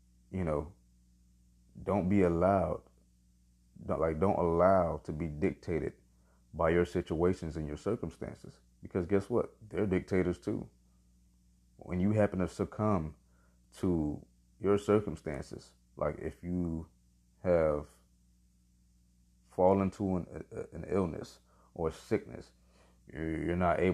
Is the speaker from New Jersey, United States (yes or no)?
no; Miami, Florida, United States; Born and raised in the county of Dade. Man, I'm from Miami